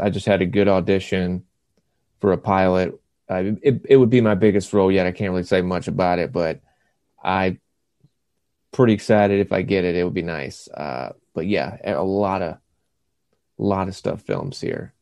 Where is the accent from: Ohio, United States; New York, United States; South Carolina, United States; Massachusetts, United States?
South Carolina, United States; Lake Wylie; moved away as an adult; also born or lived in Savannah, Georgia; now in Clarkston, Georgia, United States; I grew up in Lake Wiley, South Carolina